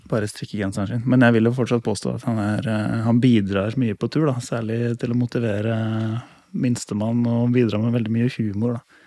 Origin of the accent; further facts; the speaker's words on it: Lier, Buskerud, Norway; Jeg har vokst opp eh, på et småbruk da, i Lier